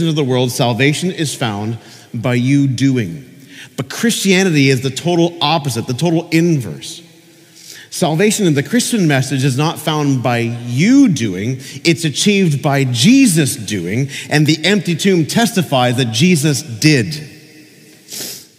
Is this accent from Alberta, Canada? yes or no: no; Peterborough, Ontario, Canada; now in Niagara, Canada; I visited my father's grave in Peterborough, and he died a few years ago, and sometimes when I'm back in my hometown, I go to his grave